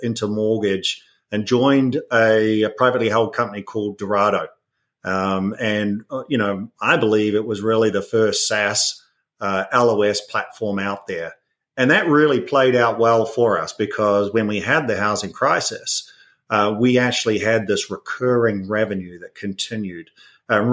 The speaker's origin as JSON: {"language": "English", "country": "New Zealand", "also_born_or_lived": "United Kingdom", "moved": "as an adult", "lives_now": "United States", "said": "everyone might hear an accent. So I'm originally from New Zealand"}